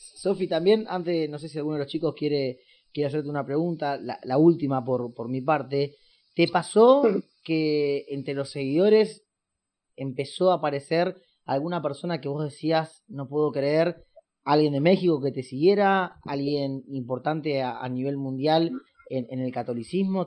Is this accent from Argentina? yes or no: yes; Argentina; acá en, en, Argentina le decimos la primaria y la secundaria